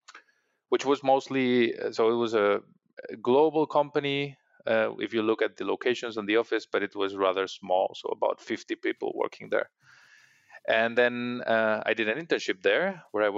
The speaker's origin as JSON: {"language": "English", "town": "Madrid", "region": "Community of Madrid", "country": "Spain", "also_born_or_lived": "Munich, Germany / Singapore", "moved": "as an adult", "said": "I am originally from Madrid, Spain."}